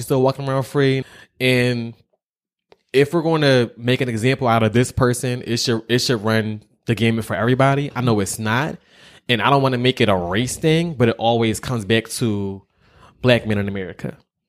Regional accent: Philadelphia, Pennsylvania, United States; I'm from Philly.

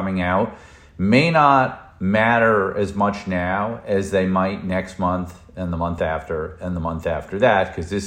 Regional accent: Northeast, United States; now in the South, United States; I grew up in the Northeast

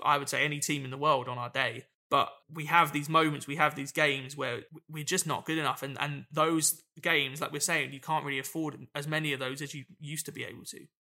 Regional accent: United Kingdom; as British football fans

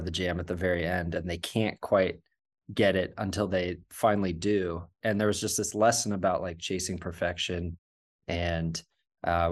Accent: Marin County, California, United States; growing up in Marin County

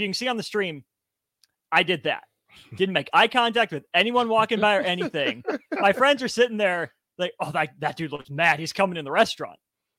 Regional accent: Lincoln, Nebraska, United States; born and raised in Lincoln.

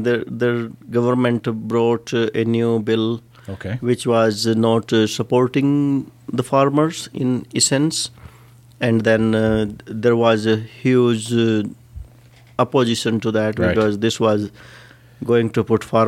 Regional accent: India; moved away as an adult; now in Calgary, Canada; since like I was a kid in India. Right. Like where I was grown up.

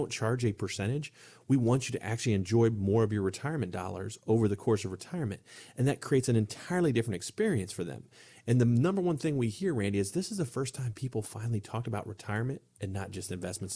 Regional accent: Ohio, United States; moved away; I'm from a small town in Ohio

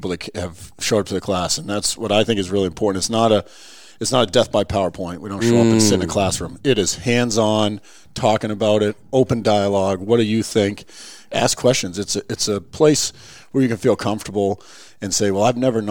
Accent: Lakes Region, New Hampshire, United States; I grew up in the Lakes region, and in the 80s, we used to have real winters down there

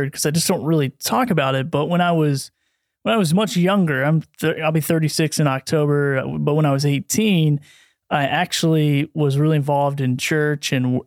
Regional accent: Bristol, United States; also born or lived in St. Louis; went back to my hometown, and at that time was Bristol, Tennessee, Virginia

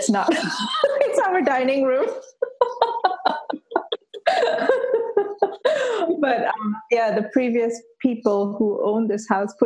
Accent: Malaysia; moved away as an adult; now in United Kingdom; I'm actually Malaysian and I grew up a Hindu. And Malaysia is predominantly a Muslim country.

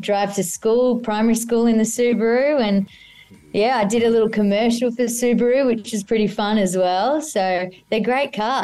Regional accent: Australia; accent: Aussie

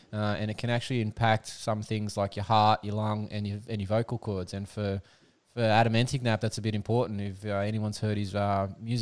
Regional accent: Australia; accent: Aussie; My Aussie accent

